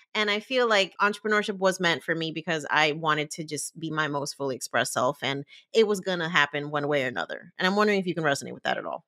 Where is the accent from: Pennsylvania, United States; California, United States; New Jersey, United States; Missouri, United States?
New Jersey, United States; I was born and raised in Jersey